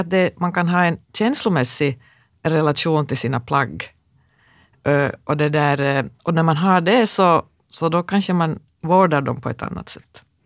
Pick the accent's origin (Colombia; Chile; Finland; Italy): Finland; Kokkola, Central Ostrobothnia; jag växte upp i Karleby